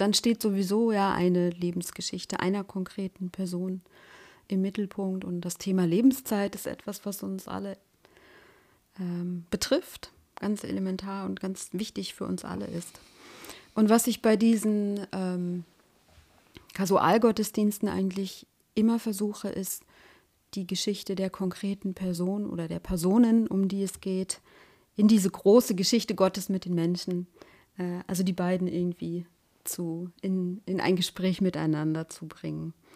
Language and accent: German; Germany; ich bin noch in der DDR geboren